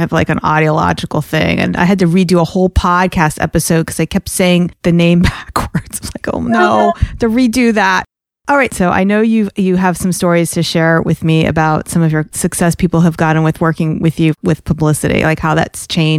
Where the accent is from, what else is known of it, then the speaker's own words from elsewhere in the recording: New York, United States; I'm a fast talker. I'm like a New Yorker. I'm a fast talker. I talk fast.